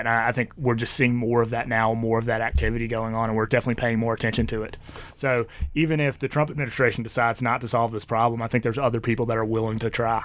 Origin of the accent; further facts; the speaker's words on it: Mississippi, United States; I grew up in Mississippi